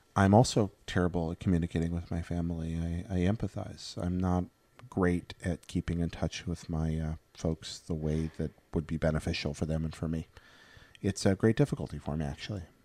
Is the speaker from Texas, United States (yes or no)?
no; Northeast Alabama, United States; now in California, United States; I'm from Northeast Alabama, like the, the Pine Forest area